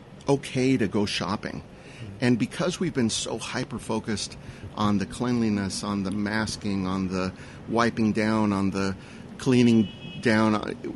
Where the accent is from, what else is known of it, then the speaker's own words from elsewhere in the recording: Whittier, California, United States; English is a second language; also born or lived in East Los Angeles; I grew up in Whittier